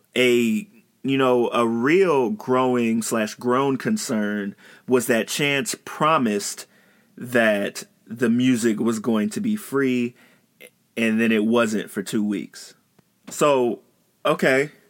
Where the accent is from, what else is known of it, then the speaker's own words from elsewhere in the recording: Chicago, Illinois, United States; I'm from Chicago